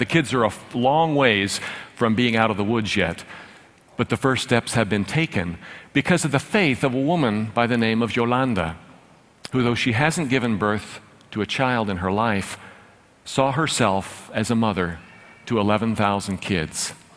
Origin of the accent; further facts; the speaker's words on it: Dallas, Texas, United States; I grew up with a silver spoon in my mouth. I'm from North Dallas